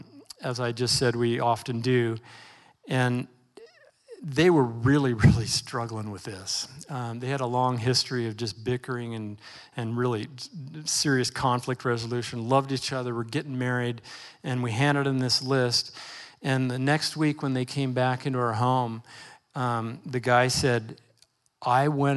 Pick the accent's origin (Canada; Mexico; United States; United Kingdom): United States; Portland, Oregon; I grew up in Northeast Portland